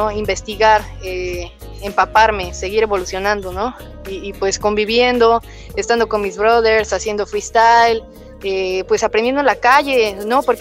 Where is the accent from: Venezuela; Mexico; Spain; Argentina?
Mexico; Coacalco, State of Mexico; also born or lived in Lindavista; Bueno, de Coacalco, Estado de México.